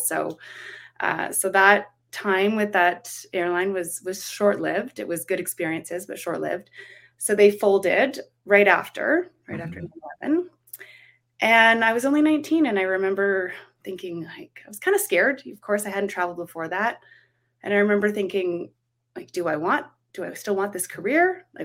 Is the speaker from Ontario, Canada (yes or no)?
yes; Guelph, Ontario, Canada; growing up in Guelph, I was just, it's bigger now, but it was pretty small back then